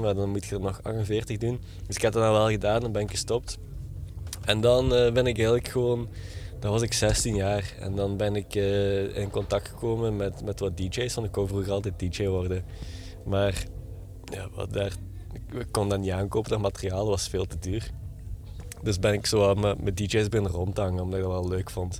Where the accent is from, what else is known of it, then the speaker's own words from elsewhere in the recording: Genk, Flanders, Belgium; accent: light Limburg accent; ik ben geboren in Genk, Limburg zoals je wel kunt horen in mijn, eh, mijn eh, vrij licht accent.